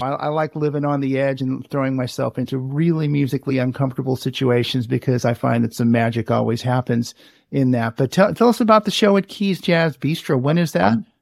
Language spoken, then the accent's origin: English; Richmond, California, United States; born or raised there